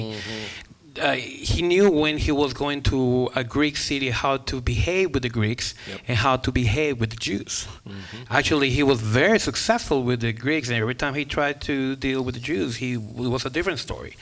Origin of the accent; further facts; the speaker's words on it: Guatemala; English is a second language; moved away as an adult; I grew up in Guatemala and grew up looking at missionaries coming from the States all the time